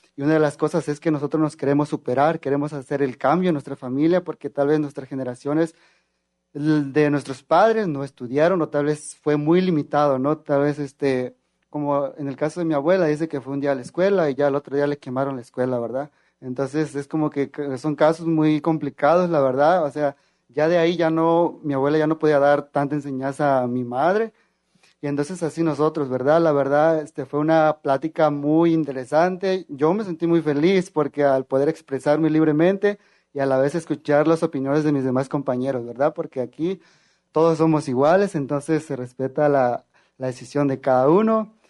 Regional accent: Nayarit, Mexico; yo vengo del estado de Nayarit y orgullosamente de la Universidad Autónoma de Nayarit

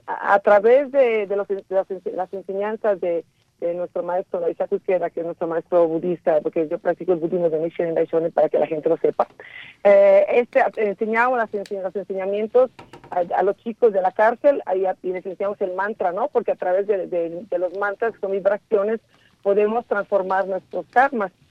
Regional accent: Mexico; moved away; also born or lived in Italy; yo soy mexicana, pero he vivido muchos años en el extranjero.

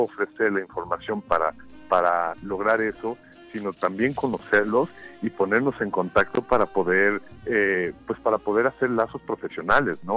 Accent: Mexico; moved away as an adult; also born or lived in United States; moverme hacia los Estados Unidos como un mexicano trabajando fuera

